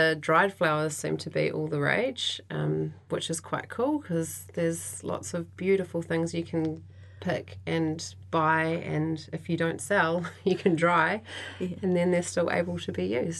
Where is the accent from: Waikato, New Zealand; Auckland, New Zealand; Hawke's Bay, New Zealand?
Waikato, New Zealand; moved away as an adult; also born or lived in Wellington, New Zealand; now in Christchurch, New Zealand; I actually trained in Wintec in Hamilton. I'm from the Waikato originally